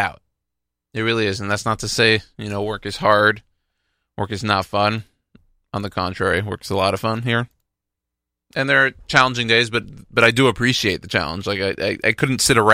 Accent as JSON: {"language": "English", "town": "Houston", "region": "Texas", "country": "United States", "tie": "born or raised there", "moved": "yes", "said": "I'm from Houston."}